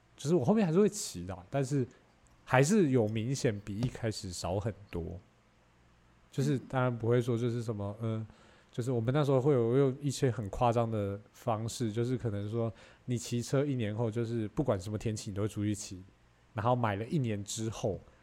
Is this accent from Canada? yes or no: no; Taiwan; 我们台湾人其实普遍会有这个想法